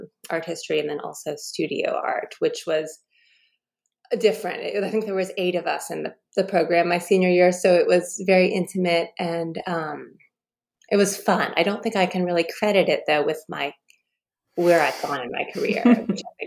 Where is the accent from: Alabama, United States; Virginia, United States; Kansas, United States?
Virginia, United States; Leesburg; I grew up in Leesburg, Virginia. I'm a Virginia girl through and through